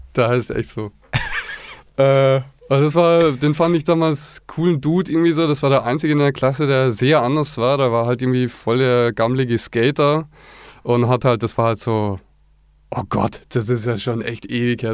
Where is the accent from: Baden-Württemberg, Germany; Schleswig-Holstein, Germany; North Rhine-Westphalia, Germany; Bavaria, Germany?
Baden-Württemberg, Germany; Black Forest, near Villingen-Schwenningen; moved away as an adult; ich bin im Schwarzwald aufgewachsen, in der Nähe von Villingen-Schwenningen, das ist der Landkreis Schwarzwald-Bar-Heuberg.